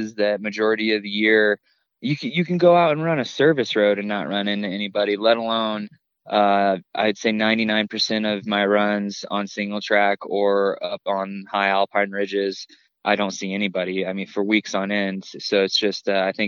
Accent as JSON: {"language": "English", "region": "Indiana", "country": "United States", "tie": "born or raised there", "moved": "yes", "said": "I grew up in Indiana and spent all my summers in North Carolina with my grandparents"}